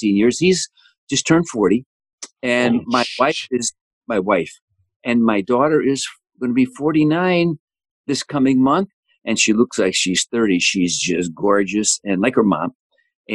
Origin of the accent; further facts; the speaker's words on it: Chicago, Illinois, United States; accent: gangster from Chicago, from the South Side; I am a Chicago boy. People think I sound like a gangster from Chicago, from the South Side